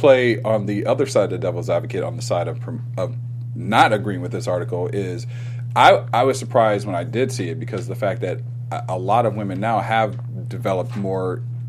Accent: Ohio, United States; I'm from Ohio

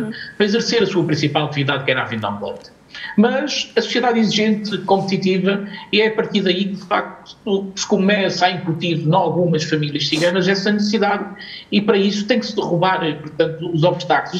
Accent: Portugal; nós acima de tudo somos portugueses

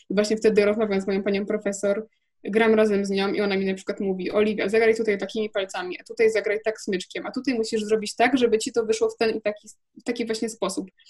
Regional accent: Wrocław, Lower Silesian Voivodeship, Poland; jestem z Wrocławia, jest taka szkoła we Wrocławiu yy, popołudniowa

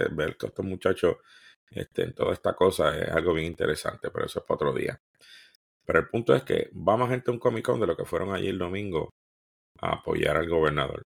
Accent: Puerto Rico

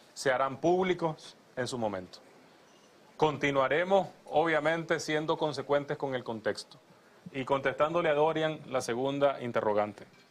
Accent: Nicaragua; como nicaragüenses

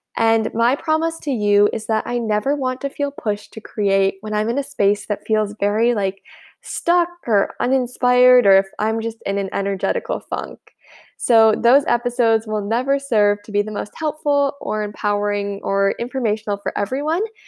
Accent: United States; I'm from the United States

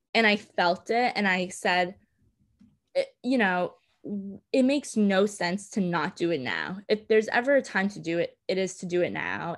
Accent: New York City, New York, United States; I grew up in Coney Island.

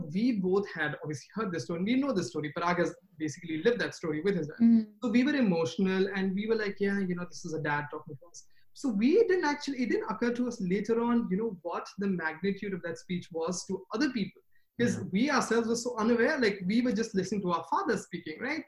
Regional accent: India; moved away as an adult; now in United States; When I was in India, I grew up in India

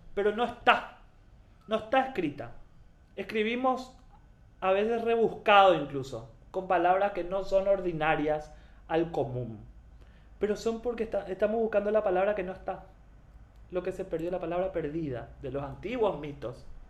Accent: Paraguay

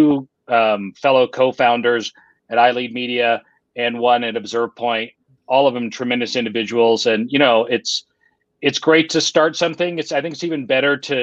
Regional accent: Lake Tahoe, California, United States; now in Utah, United States; I grew up in another pretty place. I grew up in Lake Tahoe, California.

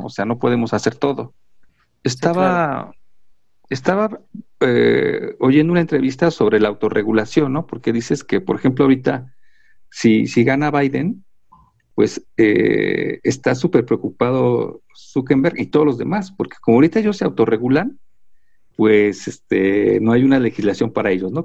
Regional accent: Mexico; los mexicanos todo se nos resbala

